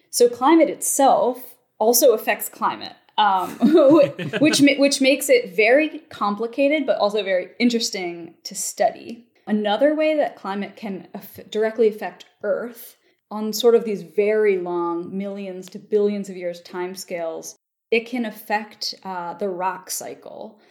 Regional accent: Baltimore, Maryland, United States; moved away; also born or lived in Palisades, New York; I'm from Baltimore, Maryland originally.

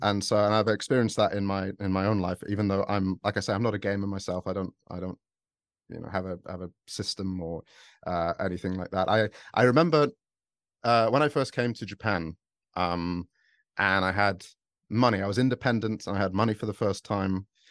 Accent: United Kingdom; I'm British

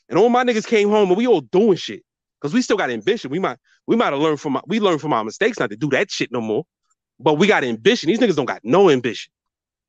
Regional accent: New York City, New York, United States; I'm from Brooklyn.

